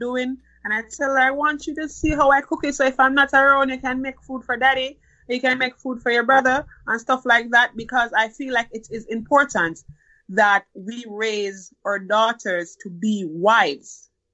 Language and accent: English; Jamaica; now in United States; I grew up in Jamaica, went to high school in Jamaica. I consider myself raised as a Jamaican person